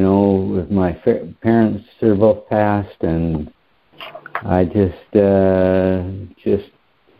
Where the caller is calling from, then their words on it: Lake Havasu City, Arizona, United States; I'm calling from Lake Havasu City, Arizona.